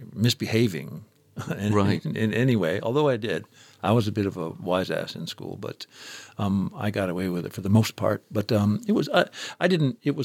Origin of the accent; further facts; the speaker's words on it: Newberry, Michigan, United States; the town I grew up in Newberry, Michigan, in the Upper Peninsula